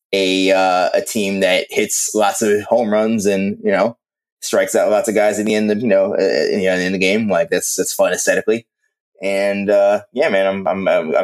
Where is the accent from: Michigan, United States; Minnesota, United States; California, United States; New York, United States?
New York, United States; New York City; I grew up in Queens